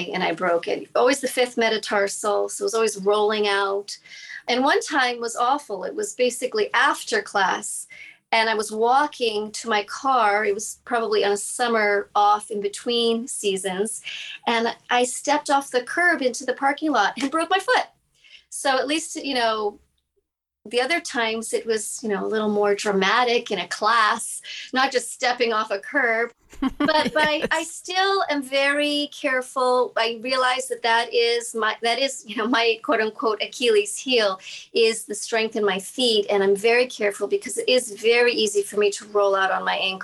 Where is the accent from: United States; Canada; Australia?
United States; Massachusetts; I grew up in Massachusetts